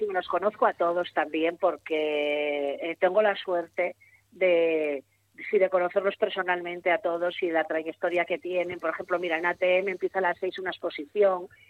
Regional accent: Gijón, Asturias, Spain; soy de Gijón, nacido en Gijón, vivo en Gijón y todo Gijón

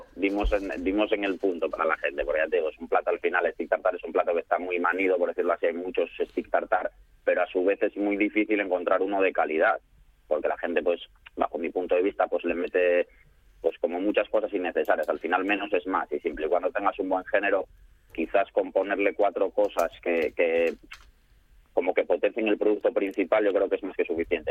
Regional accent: Salinas, Asturias, Spain; yo soy de Salinas, que estoy aquí cerca

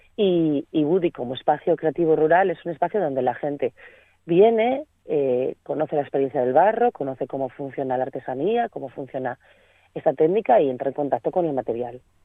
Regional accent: Laviana, Asturias, Spain; moved away as an adult; also born or lived in Barcelona; now in Candamo, Spain; soy oriunda de La Viana

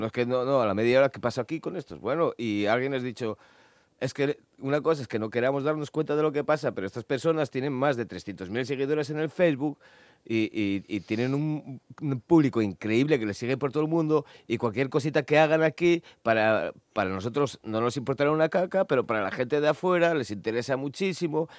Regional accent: Asturias, Spain; éramos asturianos

